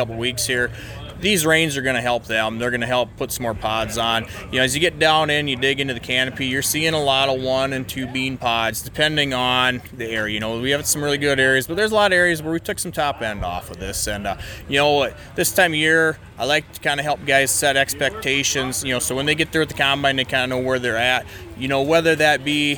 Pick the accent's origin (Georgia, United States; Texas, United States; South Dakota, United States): South Dakota, United States; Parkston; I'm from Parkston, South Dakota here, just south of Dakotafest